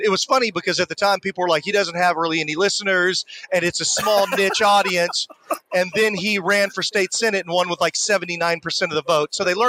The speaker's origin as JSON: {"language": "English", "town": "Houston", "region": "Texas", "country": "United States", "tie": "born or raised there", "said": "Yeah, born and raised in Houston, Texas."}